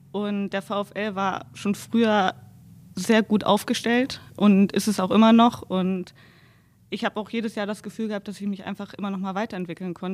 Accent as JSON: {"language": "German", "area": "Landkreis Wolfenbüttel", "region": "Lower Saxony", "country": "Germany", "tie": "born or raised there", "also_born_or_lived": "Braunschweig / Wolfsburg", "said": "Landkreis Wolfenbüttel."}